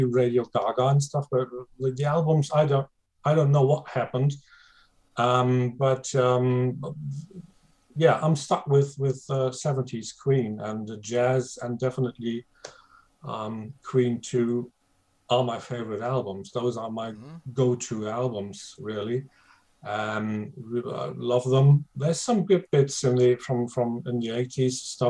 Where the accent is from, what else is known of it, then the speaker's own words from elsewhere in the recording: Germany; English is a second language; I am German